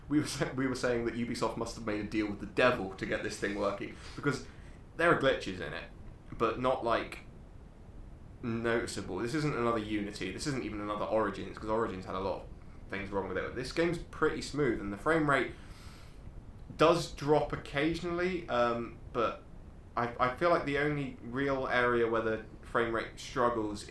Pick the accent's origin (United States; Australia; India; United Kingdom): United Kingdom; England; we're English